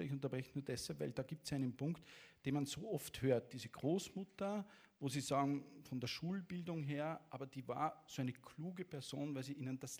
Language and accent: German; Latvia; German is a second language; Geboren in Lettland und aufgewachsen in Lettland eigentlich